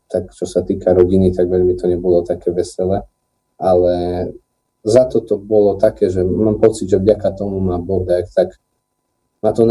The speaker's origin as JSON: {"language": "Slovak", "town": "Trebišov", "region": "Košice Region", "country": "Slovakia", "tie": "born or raised there", "said": "Ja pochádzam z Trebišova. Tam som sa narodil, v Trebišove."}